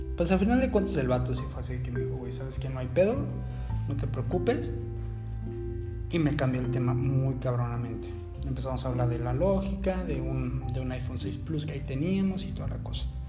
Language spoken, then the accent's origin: Spanish; Mexico City, Mexico; now in Cancún, Mexico; Yo soy originario de la Ciudad de México.